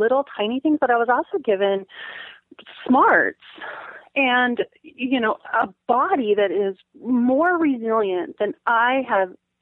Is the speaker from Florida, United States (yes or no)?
no; Barstow, California, United States; also born or lived in Roswell, New Mexico; I was born in Roswell, New Mexico. We moved immediately to Barstow, California.